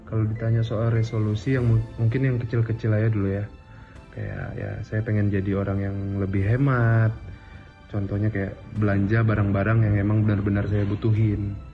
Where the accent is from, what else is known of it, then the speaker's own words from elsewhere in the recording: Banjarbaru, South Kalimantan, Indonesia; Umur 28 tahun, kota asal Banjarmasin. Ya walaupun saya dari Banjarbaru ya boleh lah ya bilang dari Banjarmasin ya kan.